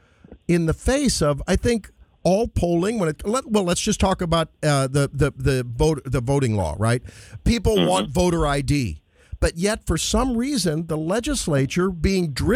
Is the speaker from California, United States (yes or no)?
no; St. Louis, Missouri, United States; I'm from St. Louis, where we say Highway 40